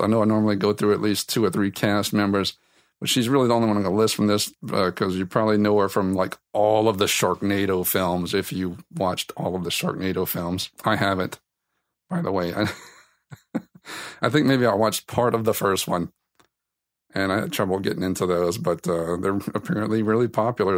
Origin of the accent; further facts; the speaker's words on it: South Louisiana, United States; I'm from South Louisiana